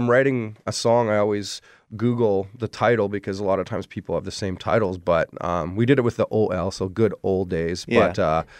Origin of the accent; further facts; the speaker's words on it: Ontario, Canada; I decided to write a song about growing up in Ontario, and I've moved around a lot